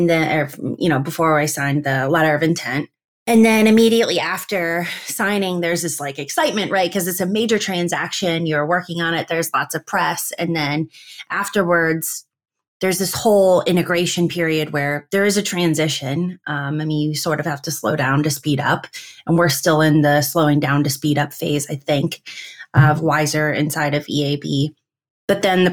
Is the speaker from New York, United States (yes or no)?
no; between Akron and Canton, Northeast Ohio, United States; now in Cleveland, United States; I was born in Northeast Ohio between Akron and Canton